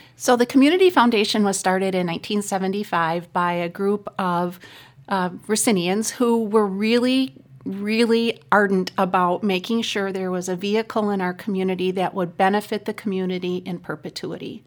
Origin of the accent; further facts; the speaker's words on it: Racine, Wisconsin, United States; also born or lived in Milwaukee; I'm born and raised in Racine